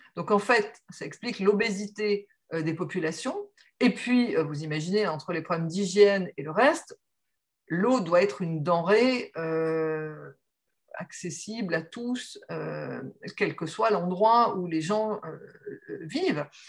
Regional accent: the Nord, Hauts-de-France, France; je suis née dans le Nord, donc euh, Nord qui est la région de la sidérurgie, la région des mines

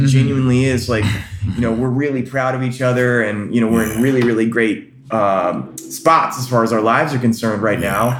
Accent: North Carolina, United States; moved away as an adult; also born or lived in Orlando; I'm from North Carolina, but I ran away to Orlando

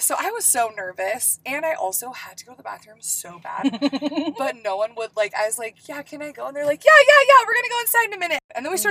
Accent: California, United States; I'm legit from, like, the opposite coast, though. I'm from California.

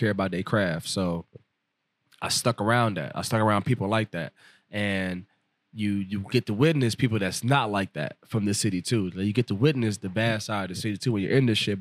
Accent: Chicago, Illinois, United States; moved away as an adult; also born or lived in Roatán, Honduras; now in Milwaukee, United States; when I was like 9, 10 years old, I moved to Chicago, Illinois

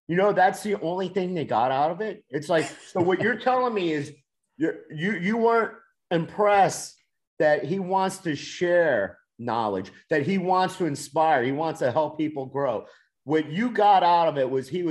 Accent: Miami, Florida, United States; moved away; I'm from Miami

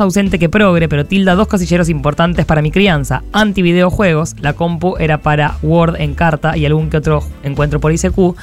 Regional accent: Córdoba, Argentina; somos de Córdoba.

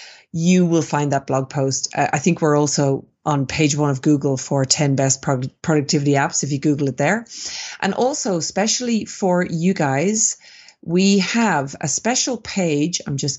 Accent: Ireland; moved away; also born or lived in Sydney, Australia; So I'm Irish originally. Mm-hmm. I'm originally from Ireland. Mm-hmm. And I spent 17 years in beautiful Sydney, Australia.

